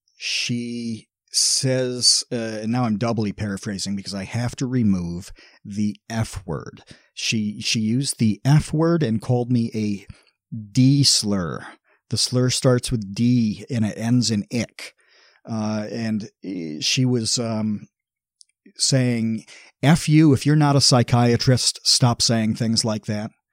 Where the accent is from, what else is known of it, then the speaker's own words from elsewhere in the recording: United States; I'm from the United States